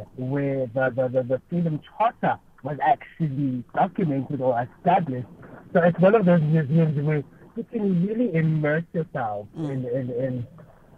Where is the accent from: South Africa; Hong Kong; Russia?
South Africa; being South African